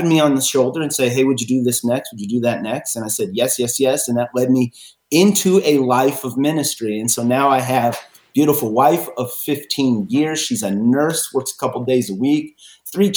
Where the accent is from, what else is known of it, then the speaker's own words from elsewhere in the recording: Midwest, United States; also born or lived in Central Illinois; now in California, United States; I come from the Midwest. I am now here in California